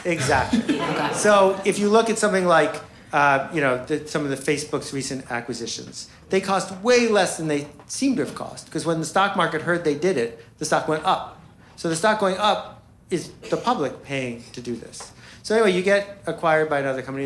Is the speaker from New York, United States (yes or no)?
yes; Buffalo, New York, United States; I grew up in Buffalo, New York, with two extraordinary parents